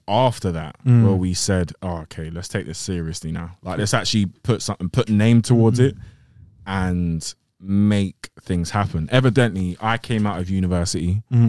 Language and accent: English; Greenford, London, United Kingdom; West London. West London, North West London, same kind of thing.